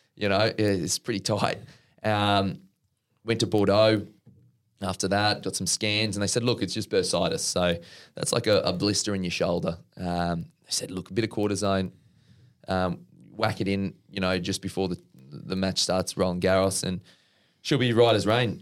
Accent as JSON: {"language": "English", "town": "Brisbane", "region": "Queensland", "country": "Australia", "said": "my folks' place at Norman Park."}